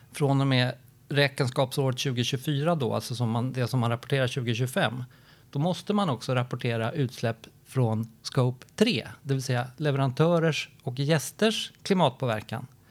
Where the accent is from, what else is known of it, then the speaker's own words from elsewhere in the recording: Gothenburg, Västra Götaland, Sweden; din och min hemstad Hans, Göteborg